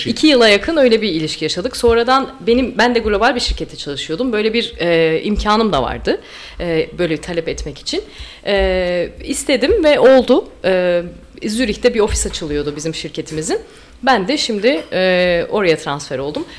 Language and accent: Turkish; Istanbul, Turkey; moved away; also born or lived in Amsterdam, Netherlands; İstanbul'a kesin dönüş yaptı ailem